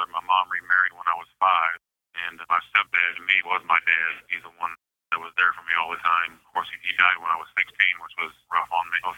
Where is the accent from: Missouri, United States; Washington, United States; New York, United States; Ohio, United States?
Missouri, United States; Bowling Green; moved away as an adult; born and raised in Bowling Green, Missouri.